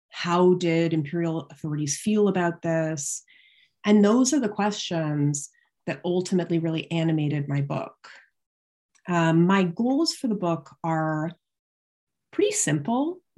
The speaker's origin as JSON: {"language": "English", "town": "London", "region": "Ontario", "country": "Canada", "tie": "born or raised there", "also_born_or_lived": "Toronto", "said": "I grew up in London, Ontario, uh, which is just across the border from Syracuse in Canada."}